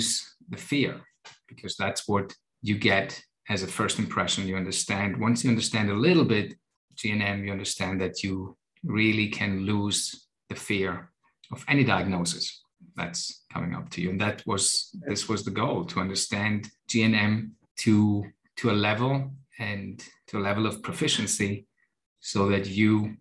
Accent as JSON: {"language": "English", "country": "Germany", "tie": "born or raised there", "also_born_or_lived": "United States / Cyprus", "moved": "as an adult", "said": "I was born and raised in Germany with my Greek background."}